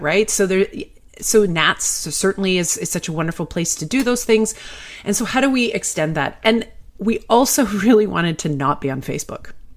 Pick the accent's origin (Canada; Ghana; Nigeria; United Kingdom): Canada; I'm Canadian